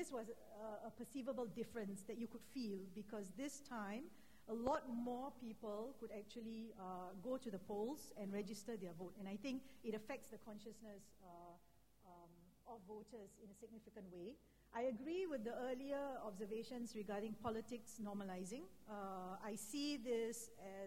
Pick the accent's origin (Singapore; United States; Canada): Singapore; as a Singaporean